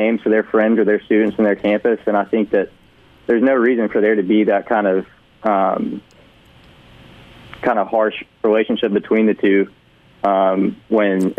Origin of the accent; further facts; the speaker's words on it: Mississippi, United States; moved away as an adult; now in Dallas, United States; I'm from Mississippi